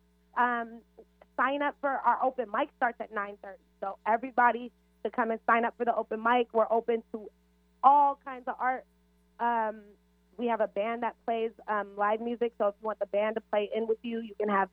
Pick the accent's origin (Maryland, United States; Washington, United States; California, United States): Washington, United States; Seattle; also born or lived in Kenya; I am a local to the Central District. I was born in Kenya, East Africa, but my entire family, my mother is from the Central District